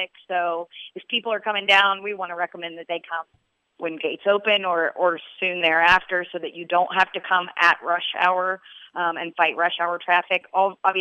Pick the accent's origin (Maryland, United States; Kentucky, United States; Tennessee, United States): Kentucky, United States; Louisville; I grew up in the Highlands